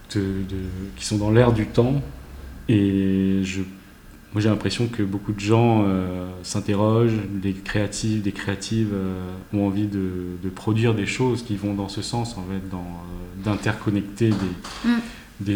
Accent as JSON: {"language": "French", "country": "France", "also_born_or_lived": "Paris (19th arrondissement)", "said": "je suis français"}